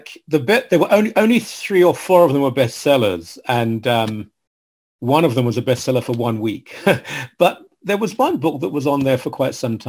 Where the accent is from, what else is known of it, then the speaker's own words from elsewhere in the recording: London, United Kingdom; moved away; I was raised in London, England, sort of East London, Essex area where they meet